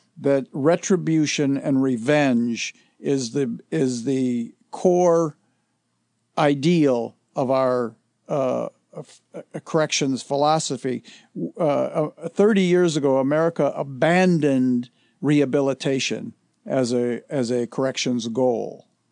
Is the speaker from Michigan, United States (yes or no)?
yes; Detroit, Michigan, United States; I grew up in Detroit